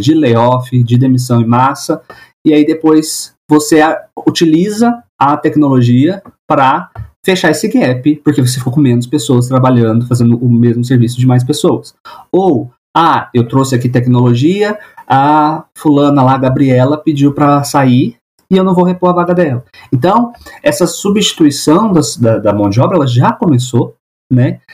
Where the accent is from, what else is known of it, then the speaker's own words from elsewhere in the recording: Minas Gerais, Brazil; Sou mineiro, né? Sou de Minas.